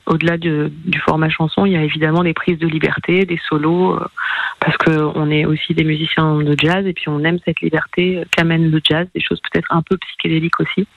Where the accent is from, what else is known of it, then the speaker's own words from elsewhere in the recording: Marseille, Provence-Alpes-Côte d'Azur, France; moved away as an adult; On débarque à Marseille, donc c'est ma ville natale, j'ai passé 30 ans à Marseille